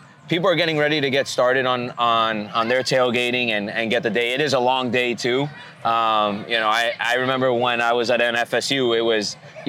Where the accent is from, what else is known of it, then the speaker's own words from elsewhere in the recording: Miami, Florida, United States; we come from Miami